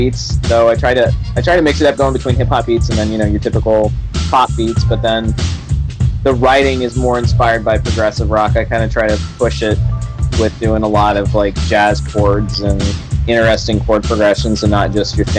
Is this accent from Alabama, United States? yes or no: yes; Alabama, United States; I grew up in Alabama, mostly.